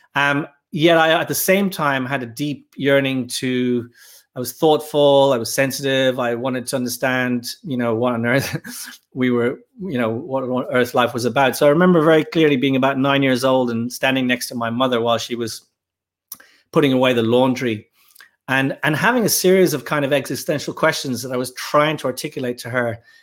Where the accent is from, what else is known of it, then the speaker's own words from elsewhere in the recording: Dublin, Leinster, Ireland; moved away as an adult; also born or lived in Birmingham, England; I grew up in Dublin, in Ireland